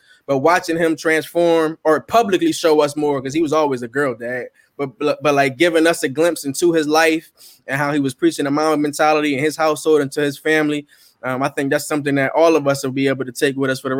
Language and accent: English; Philadelphia, Pennsylvania, United States; coming up and growing up in Philly